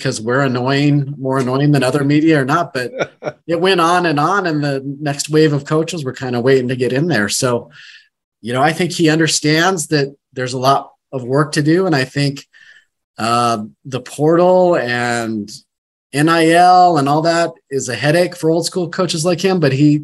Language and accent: English; Wyoming, United States; also born or lived in Eugene, Oregon; I'm from Wyoming. Now I'm back home and closer to family.